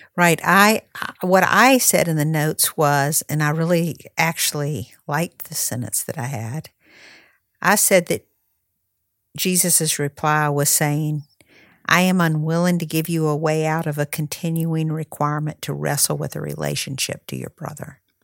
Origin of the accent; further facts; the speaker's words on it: North Carolina, United States; North Carolina, which is, uh, my home state